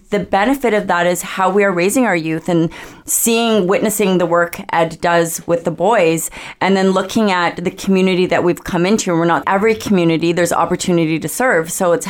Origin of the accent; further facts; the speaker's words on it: Richmond, British Columbia, Canada; moved away as an adult; also born or lived in South Delta, BC; now in Comox Valley, Canada; I was born and raised in Richmond, BC. Yeah, and then raised my family in South Delta.